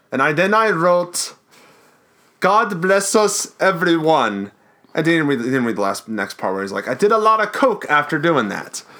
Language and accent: English; Baltimore, Maryland, United States; we're from Baltimore too